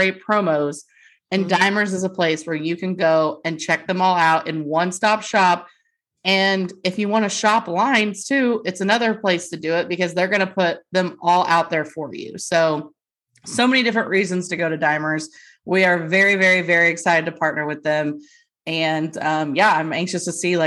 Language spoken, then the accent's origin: English; North Texas, United States; we are from the North Texas area